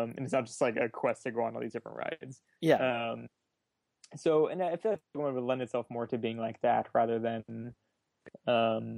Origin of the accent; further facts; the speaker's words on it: South Florida, United States; I grew up in South Florida